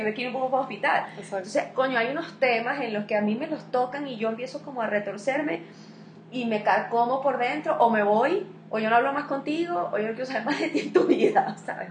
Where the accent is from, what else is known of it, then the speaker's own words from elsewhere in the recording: Venezuela; also born or lived in Spain; now in Colombia; yo soy venezolana, estoy aquí en Colombia